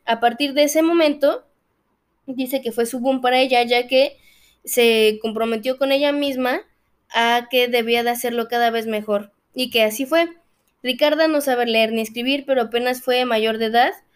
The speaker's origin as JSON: {"language": "Spanish", "country": "Mexico", "said": "nosotros como mexicanos"}